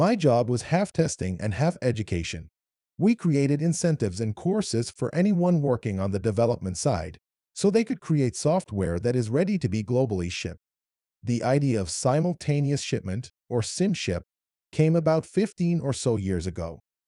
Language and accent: English; Iran; accent: Arabic; When I talk to people, they can figure out my Arabic accent. They ask which Arab country I'm from, and I say I'm Iranian.